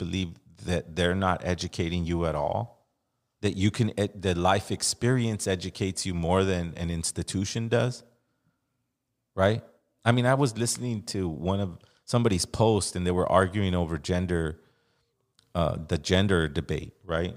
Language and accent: English; Los Angeles, California, United States; I'm from Los Angeles